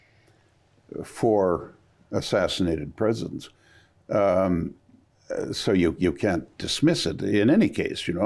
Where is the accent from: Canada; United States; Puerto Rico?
Canada; Quebec; I'm from Quebec